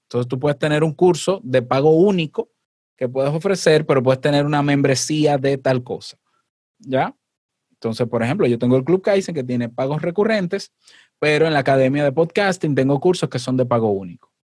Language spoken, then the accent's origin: Spanish; Dominican Republic; este 23 de octubre en Santo Domingo, en mi país